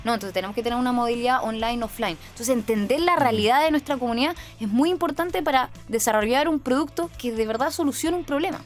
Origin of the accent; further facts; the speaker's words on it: Chile; soy de Chile